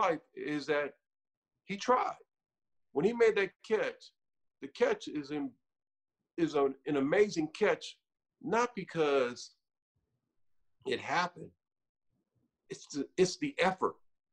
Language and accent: English; California, United States; I'm from Cali and I've been in California since I was 10